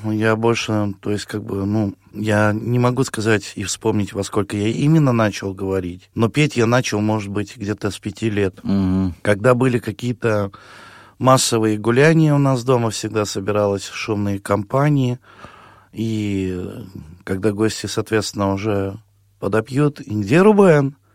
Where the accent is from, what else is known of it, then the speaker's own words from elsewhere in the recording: Cherdyn, Perm Krai, Russia; Я родился в, в Пермском крае, город Чердань в 1978 году в цыганской семье, то есть, эм, ну, родился в музыкальной цыганской семье.